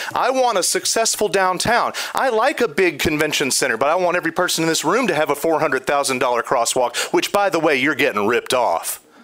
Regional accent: Nashville, Tennessee, United States; moved away as an adult; now in Grand Rapids, United States; I was born there

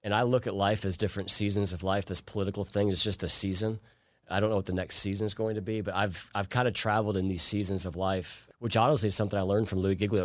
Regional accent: Plainfield, Illinois, United States; moved away as an adult; also born or lived in Chicago, Illinois; now in Forsyth County, Georgia, United States; I grew up in a small town called Plainfield, Illinois, outside of Chicago

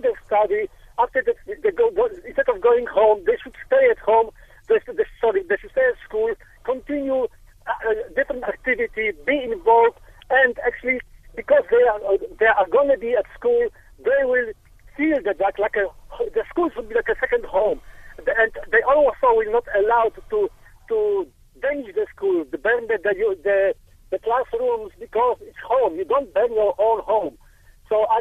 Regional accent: Poland; now in Cape Town, South Africa; I came from Poland

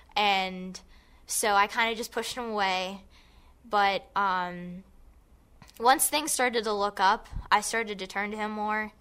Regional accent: Gibsonia, Pennsylvania, United States; I am from Gibsonia

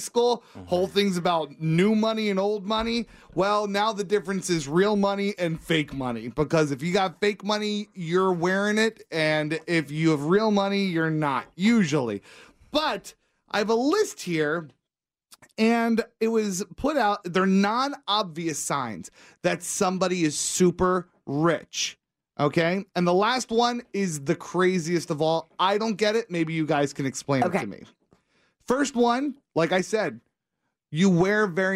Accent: Northeast, United States; moved away; where I grew up in the Northeast

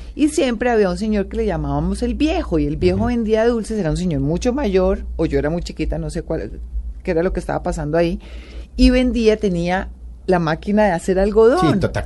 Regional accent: Colombia; como colombiana

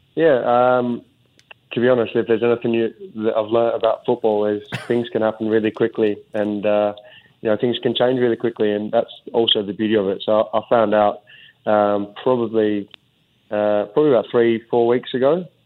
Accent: Australia; also born or lived in Sunderland, England; now in Singapore; as you do as an Aussie

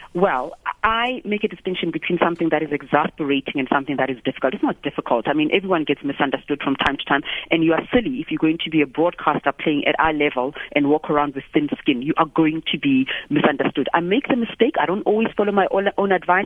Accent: South Africa; I'm a South African.

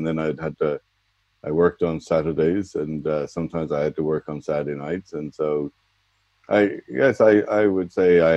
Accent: Dublin, Leinster, Ireland; moved away as an adult; Really enjoyed my youth, really enjoyed growing up in Dublin

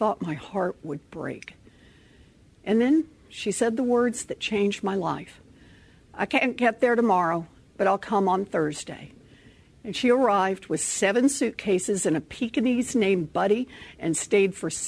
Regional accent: Oklahoma, United States; moved away as an adult; also born or lived in Texas; As a little girl growing up in Oklahoma

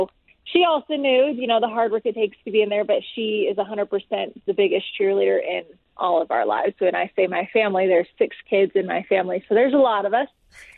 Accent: California, United States; I was born in California.

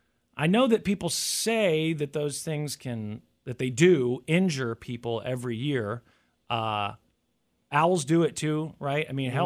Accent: United States; growing up in the United States

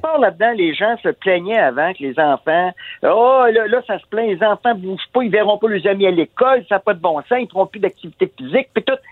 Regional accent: Quebec, Canada; on est des Québécois, on est, des Nordiques

